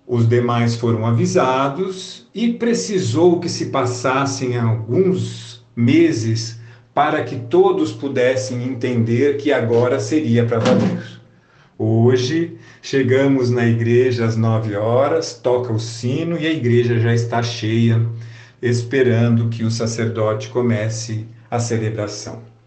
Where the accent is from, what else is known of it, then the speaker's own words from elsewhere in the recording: Brazil; como brasileiros